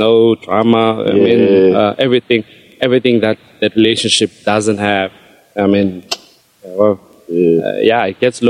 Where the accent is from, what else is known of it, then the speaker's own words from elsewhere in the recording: Queenstown, Eastern Cape, South Africa; also born or lived in Whittlesea; Born and bred in Queenstown.